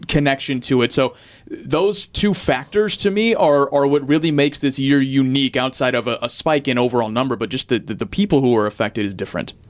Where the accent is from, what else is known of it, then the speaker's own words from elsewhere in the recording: St. Louis, Missouri, United States; now in Milwaukee, United States; I'm from St. Louis